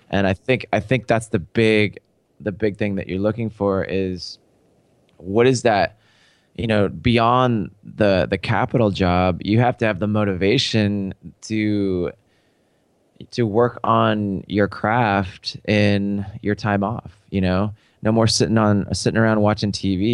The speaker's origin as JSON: {"language": "English", "town": "Seattle", "region": "Washington", "country": "United States", "tie": "born or raised there", "said": "I grew up in Seattle."}